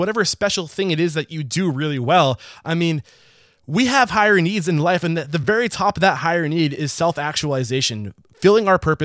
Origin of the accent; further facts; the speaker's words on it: United States; I'm an American